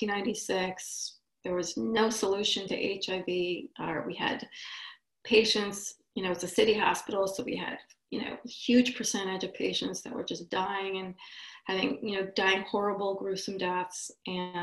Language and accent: English; Israel; moved away; also born or lived in Boston; I'm from Israel.